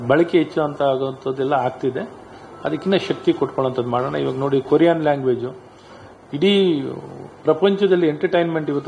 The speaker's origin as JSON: {"language": "Kannada", "region": "Karnataka", "country": "India", "said": "ನಮ್ಮ ನಾವು ಕನ್ನಡಿಗರಾಗಿರೋರು ನ್ಯಾಷನಲ್ ಅದೇ ರೀತಿ ಸದೃಢವಾಗಿ ಮುಂದೆ ತೊಗೊಂಡೋಗೋದಾಗಬೇಕು ನಮ್ಮ ರಾಜ್ಯದಲ್ಲಿ"}